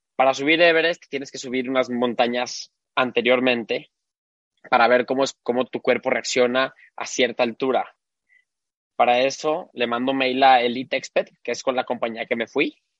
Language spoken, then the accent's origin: Spanish; Guadalajara, Jalisco, Mexico; nací aquí en, Guadalajara. Toda mi vida eh, viví aquí